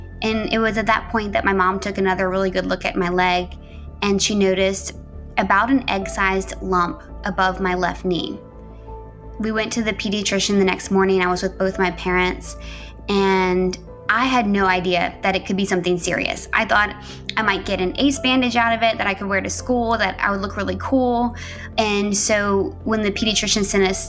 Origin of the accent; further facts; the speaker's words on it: Louisiana, United States; moved away as an adult; now in Memphis, United States; Grew up in a small town in Louisiana with my very loving parents and my little brother.